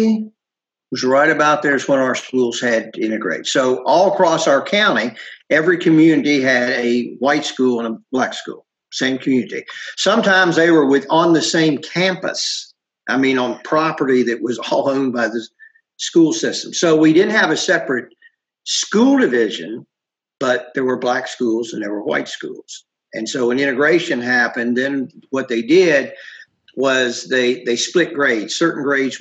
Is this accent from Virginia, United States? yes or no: yes; Virginia, United States; also born or lived in Ohio; My family moved to Virginia when I was 7